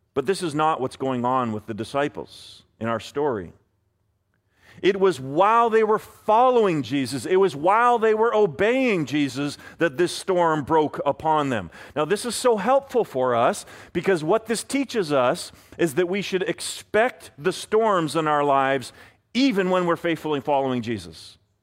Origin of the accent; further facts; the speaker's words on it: Vancouver, British Columbia, Canada; I am a Canucks fan first from Vancouver